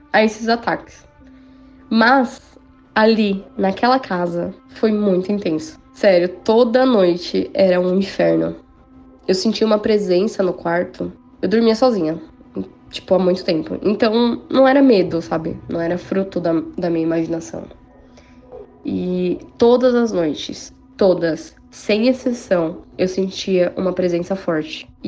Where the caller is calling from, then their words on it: São Paulo, Brazil; eu sou de São Paulo, capital.